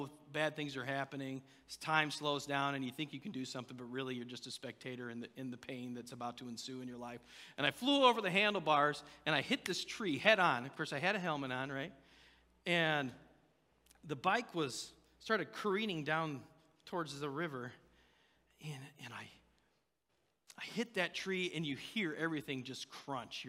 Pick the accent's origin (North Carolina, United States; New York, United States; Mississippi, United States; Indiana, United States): Indiana, United States; I was born and raised in Indiana